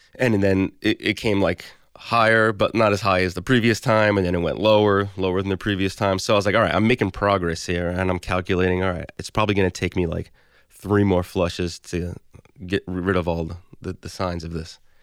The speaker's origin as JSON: {"language": "English", "town": "New York City", "region": "New York", "country": "United States", "tie": "born or raised there", "also_born_or_lived": "Battery Park City, Manhattan", "said": "I'm from Bensonhurst, Brooklyn. Um, so I've lived here my whole life"}